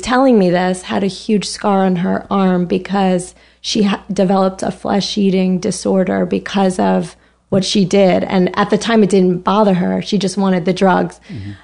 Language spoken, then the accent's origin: English; Larchmont, New York, United States; moved away as an adult; also born or lived in Boston / San Francisco; now in New York, United States; I grew up in New York. I'm from Westchester